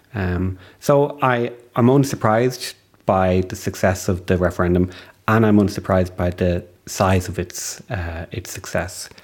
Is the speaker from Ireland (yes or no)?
yes; Ireland; as an Irish citizen